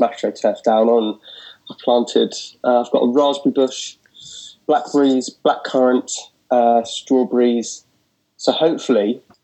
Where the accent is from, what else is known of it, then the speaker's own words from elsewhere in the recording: Portsmouth, South East England, United Kingdom; also born or lived in London; I was born in Portsmouth, which is down south